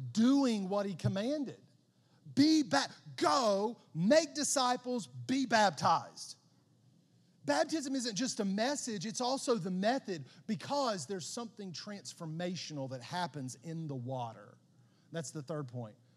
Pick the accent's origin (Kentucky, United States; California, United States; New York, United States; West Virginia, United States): West Virginia, United States; Southern; growing up in Southern West Virginia